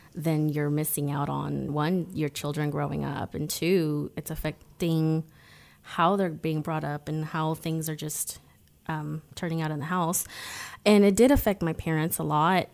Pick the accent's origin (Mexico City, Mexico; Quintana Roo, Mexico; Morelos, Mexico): Quintana Roo, Mexico; Cancun; moved away; also born or lived in United States; I was born in Mexico. Cancun to be exact